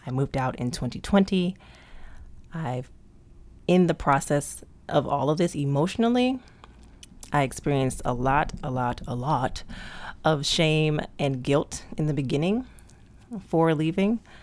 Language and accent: English; Prince George's County, Maryland, United States; I was raised in P G County, Maryland